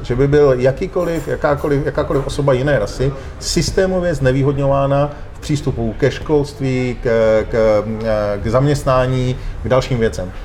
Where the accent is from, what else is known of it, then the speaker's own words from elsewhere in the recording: Czechia; Já jsem Čech, já nejsem Evropan